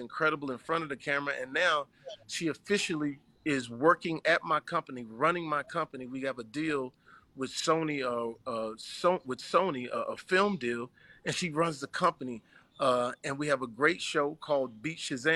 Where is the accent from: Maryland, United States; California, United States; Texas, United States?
Texas, United States; Terrell; moved away as an adult; growing up in Terrell, Texas